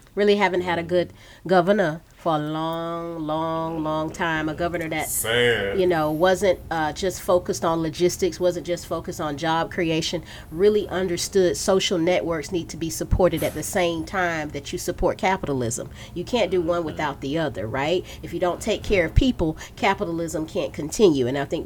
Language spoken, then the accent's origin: English; Macon, Georgia, United States; now in Atlanta, United States; I'm from South Georgia, too. I'm from Macon.